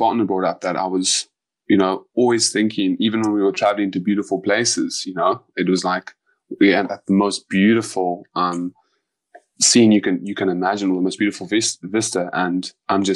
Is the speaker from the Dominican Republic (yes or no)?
no; South Africa; I'm South African.